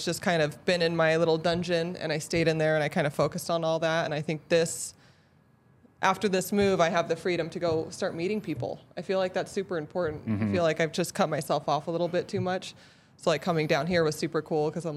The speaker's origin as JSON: {"language": "English", "region": "Utah", "country": "United States", "tie": "born or raised there", "also_born_or_lived": "Northwest Territories, Canada", "said": "I've lived here since I was 8"}